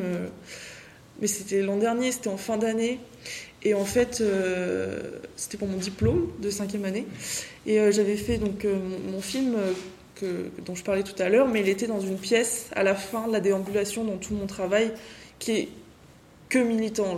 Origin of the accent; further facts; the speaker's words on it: France; moi je viens de France